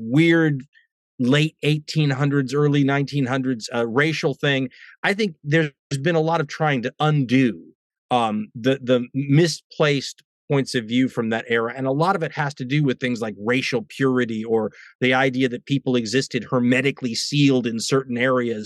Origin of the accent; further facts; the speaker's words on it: United States; also born or lived in London; as an American